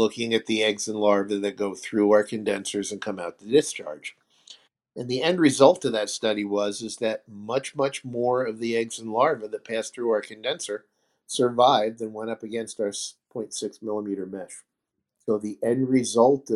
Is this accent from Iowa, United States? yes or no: no; New York, United States; I'm from New York, and we don't get along with anybody.